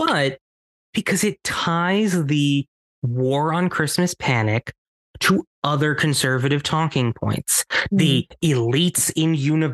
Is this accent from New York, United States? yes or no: yes; Ossining, New York, United States; born or raised there